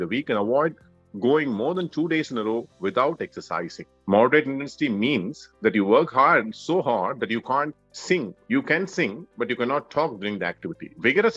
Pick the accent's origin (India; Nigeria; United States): India; Madurai, Tamil Nadu; I'm from Madurai.